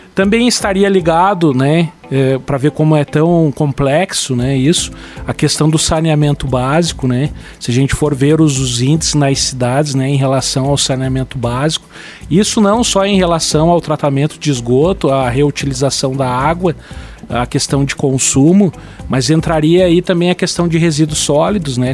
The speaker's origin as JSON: {"language": "Portuguese", "town": "Lages", "region": "Santa Catarina", "country": "Brazil", "tie": "born or raised there", "said": "meu orgulho de ser lagiano, sou nasci em Lages"}